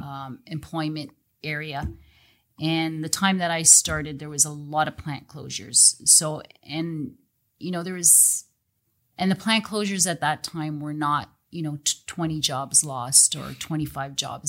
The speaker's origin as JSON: {"language": "English", "town": "Welland", "region": "Ontario", "country": "Canada", "tie": "born or raised there", "said": "I was actually even born and raised in Welland, so I've been in Welland my whole life"}